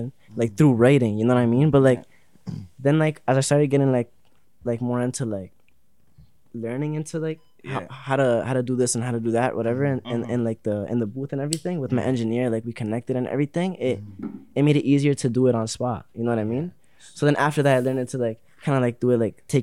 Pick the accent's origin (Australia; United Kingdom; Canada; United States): Canada; Toronto, Ontario; I grew up in Rexdale